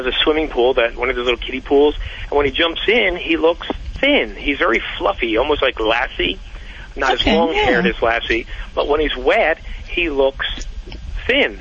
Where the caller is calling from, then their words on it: Glenside, Pennsylvania, United States; I'm calling from a little town called Glenside, Pennsylvania